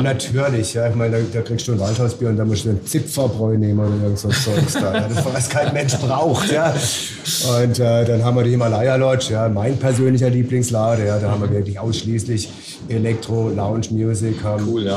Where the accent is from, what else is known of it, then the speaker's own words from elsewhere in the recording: Titisee, Baden-Württemberg, Germany; ich komme aus Titisee, das ist ja gerade mal 10 Kilometer von hier.